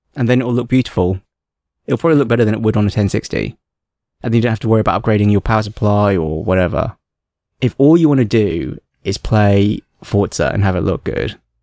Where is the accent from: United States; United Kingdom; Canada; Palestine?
United Kingdom; England; accent: plummy English; now in Hong Kong; my plummy English accent and my inability to speak Cantonese